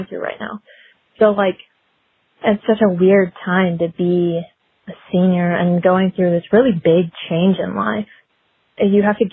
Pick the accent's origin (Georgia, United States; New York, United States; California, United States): Georgia, United States; Senoia; I'm from Sonoya, Georgia